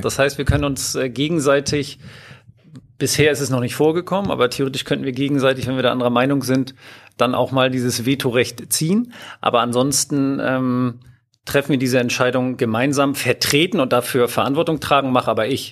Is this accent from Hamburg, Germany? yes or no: yes; Hamburg, Germany; moved away as an adult; now in Lower Saxony, Germany; Ich bin ursprünglich Hamburger